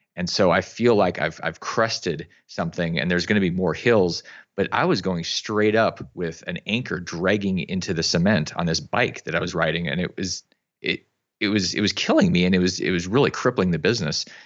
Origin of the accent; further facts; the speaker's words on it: Alaska, United States; I grew up in Alaska